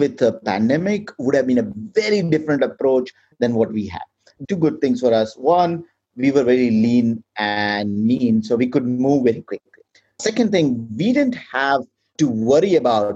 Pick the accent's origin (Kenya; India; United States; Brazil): India; moved away; my home country, India